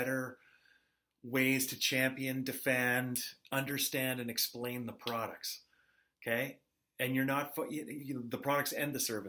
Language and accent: English; Canada; I am Canadian